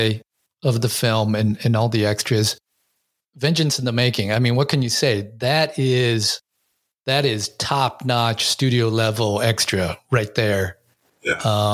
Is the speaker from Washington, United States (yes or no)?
yes; Seattle, Washington, United States; I grew up during that era in Seattle there